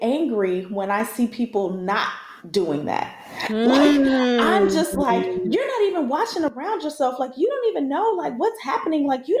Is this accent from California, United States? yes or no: no; Chicago, Illinois, United States; moved away; I grew up in Chicago.